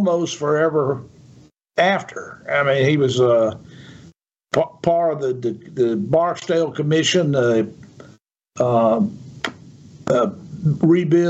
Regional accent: Yazoo City, Mississippi, United States; I'm from Yazoo City

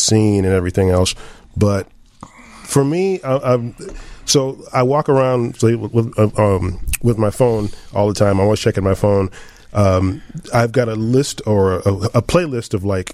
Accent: Evanston, Illinois, United States; Still in Evanston. Evanston, born and raised.

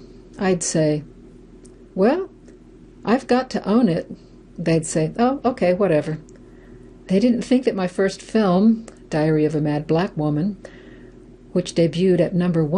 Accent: Louisiana, United States; I grew up in Louisiana, and my mother grew up in the Jim Crow South.

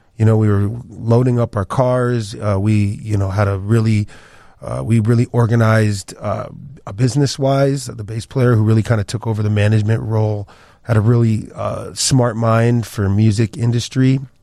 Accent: the Pioneer Valley, Western Massachusetts, United States; also born or lived in Paris, France / Chicago; I grew up in Western Massachusetts, the Pioneer Valley

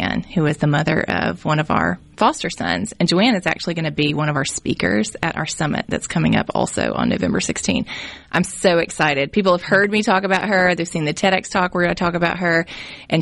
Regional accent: Jackson, Mississippi, United States; I grew up in West Jackson and had a great experience

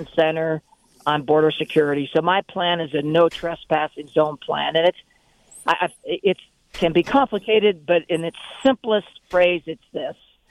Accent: Yuma, Arizona, United States; I'm from Yuma. I lived in Yuma for many years.

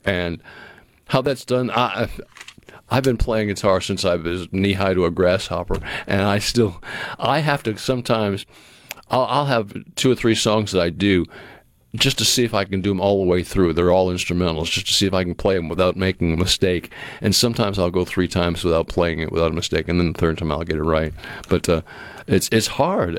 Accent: New England, United States; moved away; where I grew up in New England

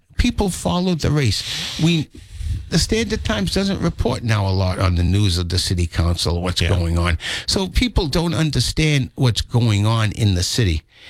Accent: New Bedford, Massachusetts, United States; I grew up in Ward 3.

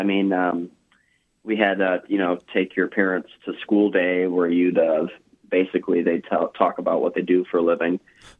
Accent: Tampa, Florida, United States; Tampa, Florida.

